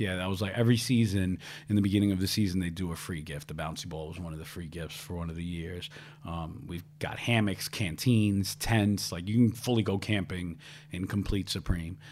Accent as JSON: {"language": "English", "town": "New York City", "region": "New York", "country": "United States", "tie": "born or raised there", "said": "I was raised in Ravenswood projects"}